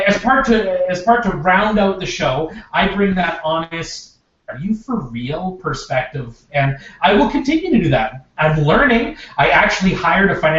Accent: Regina, Saskatchewan, Canada; moved away as an adult; now in Edmonton, Canada; I'm originally from Regina, Saskatchewan. Spent 33 years there

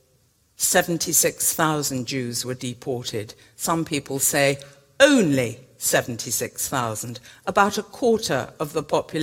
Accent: England, United Kingdom; as an English woman

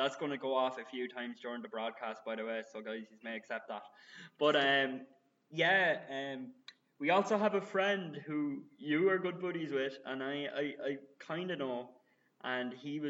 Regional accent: Kildare, Leinster, Ireland; moved away as an adult; now in Dublin, Ireland; I am a culty from Kildare, who moved to the big city, which is Dublin.

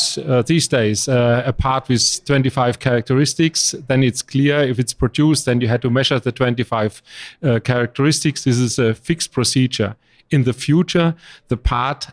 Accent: Germany; English is a second language; I'm from Germany

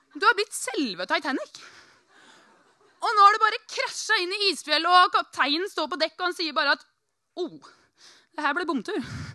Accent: Norway; jeg er fra Norge

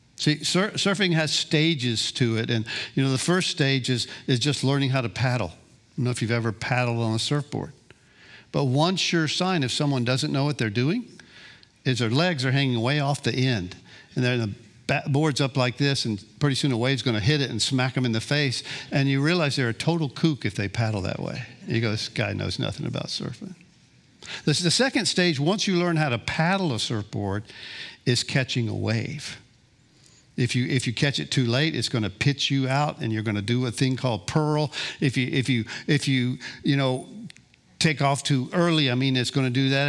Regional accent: Gulf Coast, Florida, United States; also born or lived in Kansas City, Missouri; I grew up on the Gulf Coast here, dropped out of high school at sixteen

